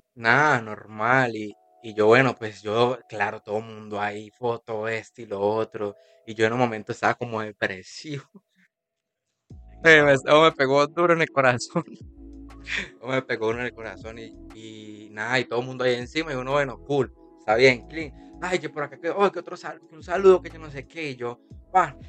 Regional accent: Tuluá, Valle del Cauca, Colombia; moved away as an adult; now in Cali, Colombia; yo soy de Tuluá. Yo soy de Tuluá, entonces cuando yo empecé a romper, a romper, yo sentí que eh, se me estaba haciendo un poquito pequeño el, el pueblo donde yo soy

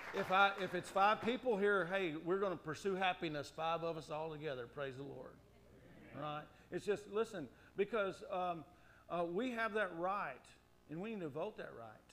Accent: United States; as an American

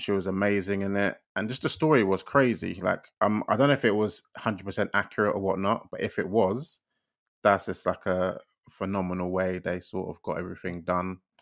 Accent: London, United Kingdom; we're both from East London

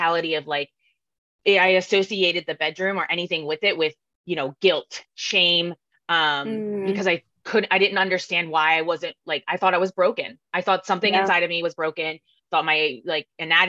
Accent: New Jersey, United States; moved away as an adult; now in San Diego, United States; I'm originally from South Jersey

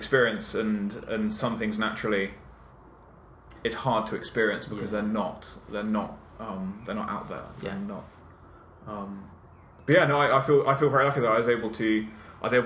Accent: South Downs, south coast of the UK, South East England, United Kingdom; also born or lived in London / Southampton / Oxford / Cambridge; I grew up on the south coast of the UK, in the South Downs. I was born in London, but my parents moved when I was 6 months old

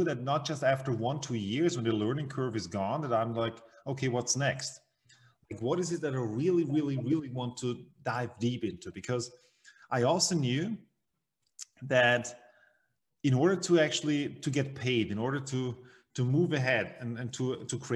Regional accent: Vienna, Austria; I'm from Vienna, Austria, in the center, the heart of Europe. And well, I grew up here as well.

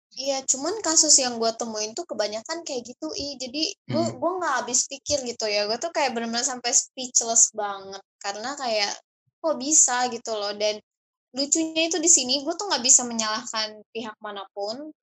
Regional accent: Saudi Arabia; moved away; gue kan berasal dari Saudi

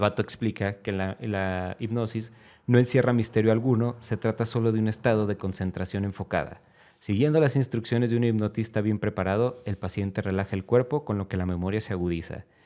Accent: Mexico; así somos mexicanos

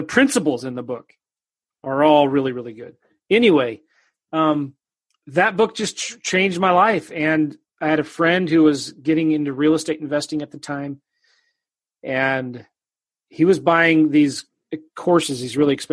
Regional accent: Southern California, United States; moved away as an adult; also born or lived in Iowa / Kansas City; I was raised in California, Southern California

